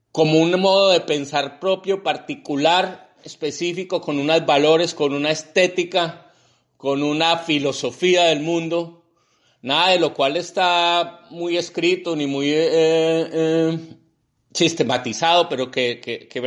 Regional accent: Colombia; Y, realmente una sociedad como la colombiana está hecha fundamentalmente de don nadies. Pues casi todos somos don nadies

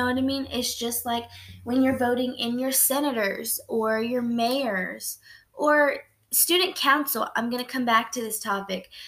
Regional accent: United States; I was born in the United States. I'm a citizen to the United States

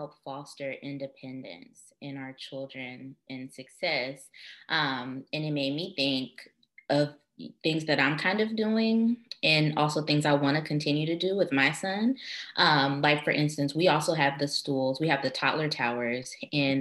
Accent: United States; We are American

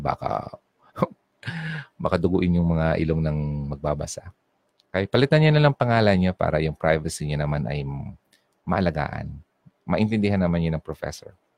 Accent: Bicol Region, Philippines; accent: Bicol regional accent; Kapag sinabing regional accent, kung ano yung tunog ng salita ko sa Bicol, dadala ko sa sa sa, sa English at Filipino

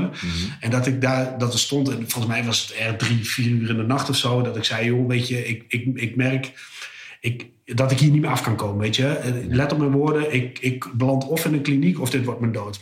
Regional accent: Almelo, Overijssel, Netherlands; moved away as an adult; now in Almere, Netherlands; ik ben opgegroeid in Almelo, ruim 30 jaar gewoond

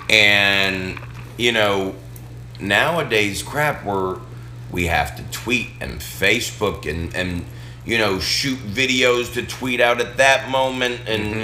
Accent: Boston, Massachusetts, United States; now in Arkansas, United States; where I grew up in Boston

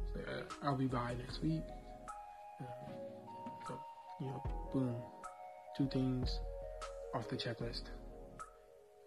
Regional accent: Southern California, United States; I'm from Southern Cal

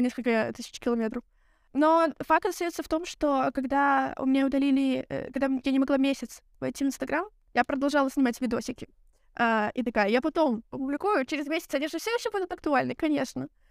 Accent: Belarus; now in Lithuania; я из Беларуси, я забыла об этом сказать. А сейчас я живу в Литве

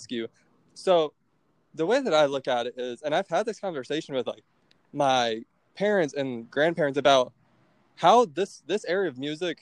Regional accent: Naples, Florida, United States; also born or lived in Orlando; I'm from Southwest Florida. I go to school in Orlando, but where I'm from, Southwest Florida, so like Naples

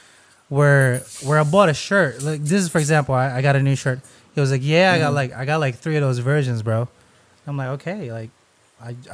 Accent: Philippines; I'm Filipino

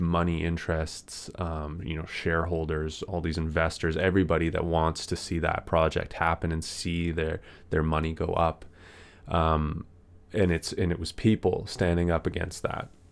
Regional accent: Canada; I'm from Canada

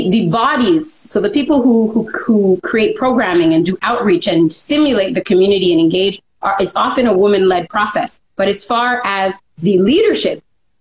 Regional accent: Montreal, Quebec, Canada; also born or lived in Cartierville, Montreal / West Island, Montreal; moved to the West Island, where I grew up in a pretty multicultural setting

